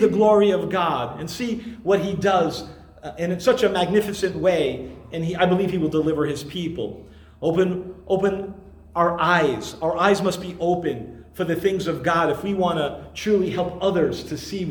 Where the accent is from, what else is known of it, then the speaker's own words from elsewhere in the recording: New York City, New York, United States; I grew up in Brooklyn